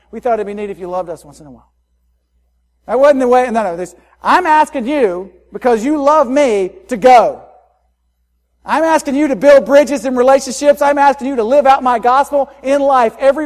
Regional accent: Spartanburg, South Carolina, United States; First Baptist Spartanburg, my hometown

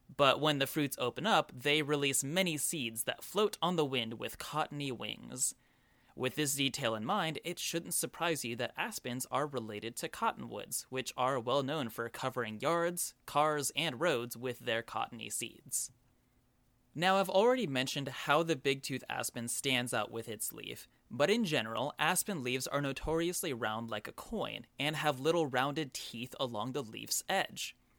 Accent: Oklahoma, United States; growing up in Oklahoma

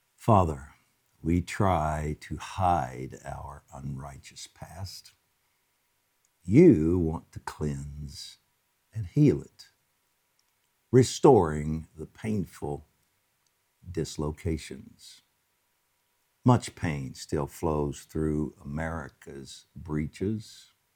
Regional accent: United States; as an American

